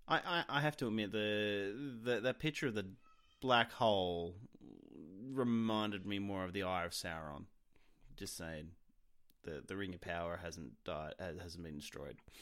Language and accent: English; Australia; being an Australian